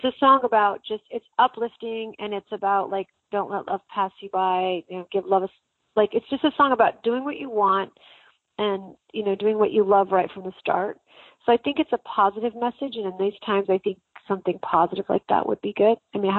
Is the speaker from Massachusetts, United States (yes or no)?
no; Santa Fe, New Mexico, United States; I'm from New Mexico originally. I'm born and raised in Santa Fe, New Mexico, and I went out, came out to Arizona, and I've kind of never left.